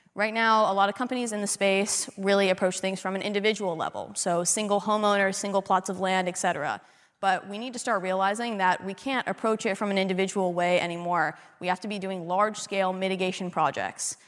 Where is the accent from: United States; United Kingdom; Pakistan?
United States; Las Vegas, Nevada; I'm from Vegas